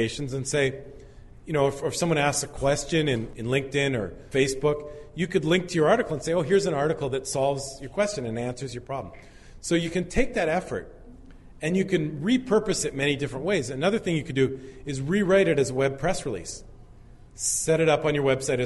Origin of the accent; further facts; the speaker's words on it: Canada; I'm Canadian